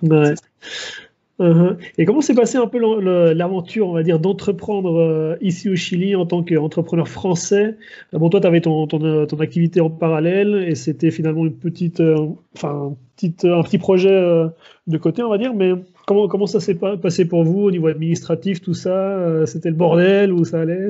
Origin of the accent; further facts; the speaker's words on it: Switzerland; moved away; je suis suisse